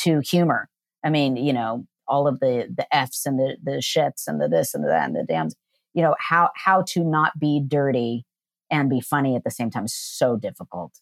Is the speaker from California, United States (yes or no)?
yes; Downey, California, United States; I grew up in LA in Downey